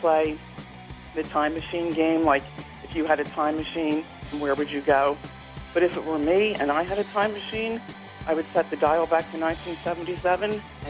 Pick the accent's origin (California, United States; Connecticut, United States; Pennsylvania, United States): Pennsylvania, United States; Philadelphia; I graduated from high school in 1977, and I was raised in Philadelphia